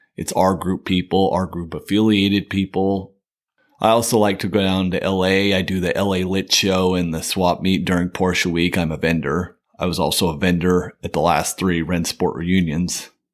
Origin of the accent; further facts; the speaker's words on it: Utah, United States; moved away as an adult; now in California, United States; In two thousand nine, I moved to California. Like I said, I'm from Utah